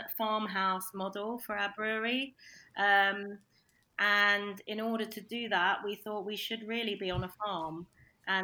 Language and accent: English; London, United Kingdom; moved away as an adult; now in Norfolk, United Kingdom; I'm a Londoner